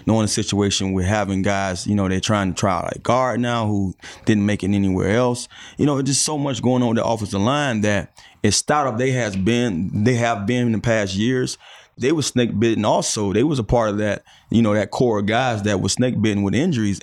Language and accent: English; Miami, Florida, United States; moved away; my neighborhood where I grew up in Miami